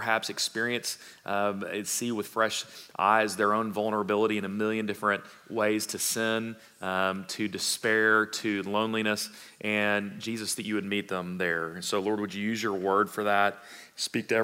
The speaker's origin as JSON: {"language": "English", "town": "Fort Worth", "region": "Texas", "country": "United States", "tie": "born or raised there", "said": "my background growing up in Fort Worth, right? Cowtown or not, I did not have a lot of livestock running around in Southwest Fort Worth"}